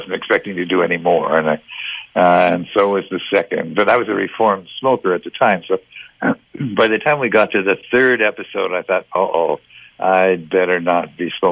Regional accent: Toronto, Ontario, Canada; moved away; I grew up in Toronto.

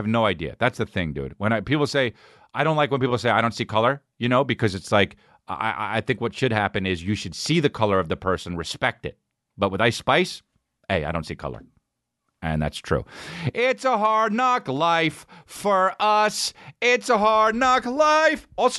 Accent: Boston, Massachusetts, United States; Ah, you know, I'm from Boston. Boston guys always want to tell you they're from Boston, you know?

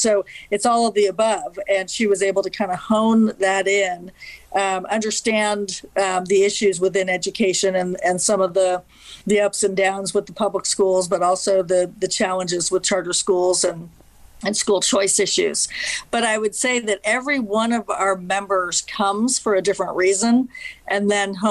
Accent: Palo Alto, California, United States; also born or lived in Denver, Colorado; I was raised in Palo Alto, California.

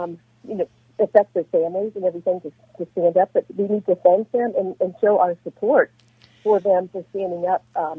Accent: Louisville, Kentucky, United States; I'm from Louisville, Kentucky.

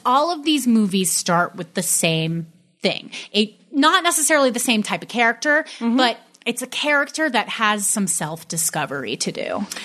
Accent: New York, United States; I'm from New York

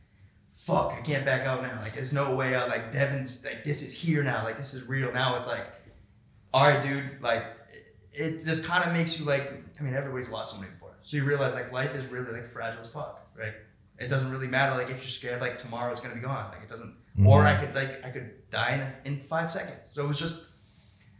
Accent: Boston, Massachusetts, United States; my hometown, dude, in UFC Boston

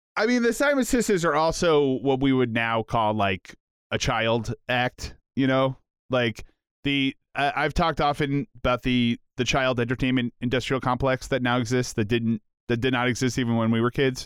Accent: Canada; I'm a Canadian

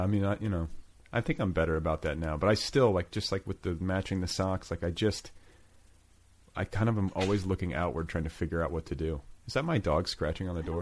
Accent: Indiana, United States; moved away as an adult; also born or lived in Colorado / Los Angeles; I was from Indiana. I was like you know I was sort of like a midwestern dude

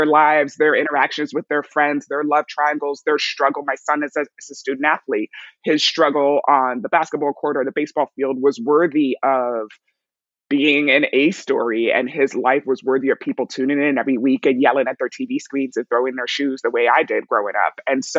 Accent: Nigeria; also born or lived in New York / Cote d'Ivoire / England; I was born in New York, but I was raised in Nigeria, Cote d'Ivoire, England, and then came back to the States for college.

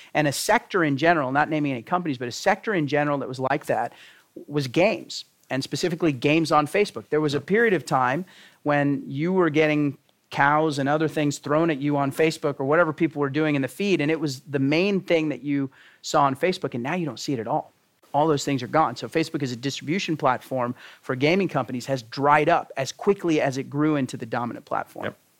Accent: Texas, United States; born or raised there; moved away

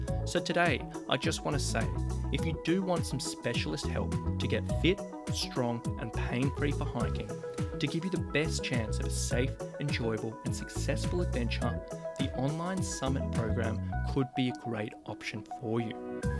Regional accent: Sydney, New South Wales, Australia; my hometown of Sydney, Australia

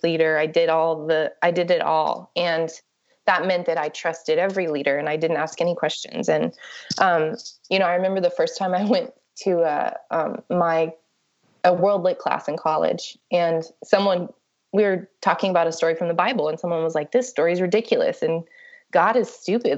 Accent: Ada, Oklahoma, United States; also born or lived in New Mexico; I was born in Ada, Oklahoma. So I grew up in Oklahoma and um, also in New Mexico.

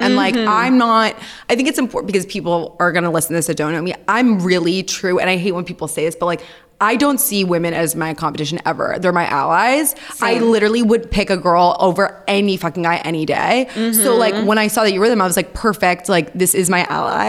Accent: New York City, New York, United States; I'm an Aries and I'm a New Yorker, born and raised.

